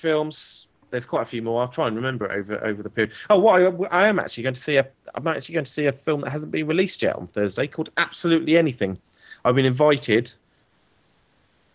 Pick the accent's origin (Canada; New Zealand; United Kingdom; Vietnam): United Kingdom; England; an Englishman.